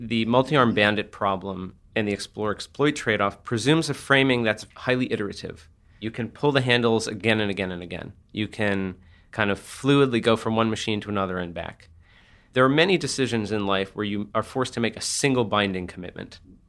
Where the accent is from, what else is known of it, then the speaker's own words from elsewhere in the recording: San Francisco, California, United States; I'm from San Francisco, so it's this kind of hellishly competitive situation